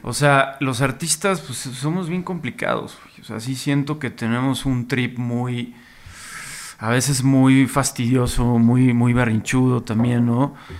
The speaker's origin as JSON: {"language": "Spanish", "town": "Monterrey", "region": "Nuevo León", "country": "Mexico", "tie": "born or raised there", "said": "como regio, como yo que crecí allá y justo llegué como en plena época de la avanzada regia a Monterrey"}